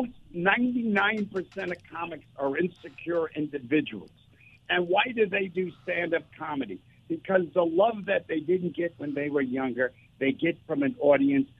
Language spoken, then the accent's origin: English; New York, United States; I'm from New York